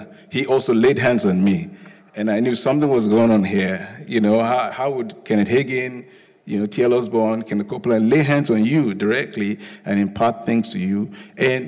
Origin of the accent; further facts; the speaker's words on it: Lagos, Nigeria; also born or lived in United Kingdom; now in United States; I'm originally from Lagos, Nigeria. I was born there. I schooled there, then schooled in the UK, and then schooled in the US.